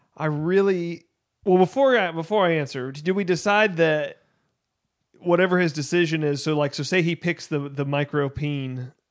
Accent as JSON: {"language": "English", "country": "United States"}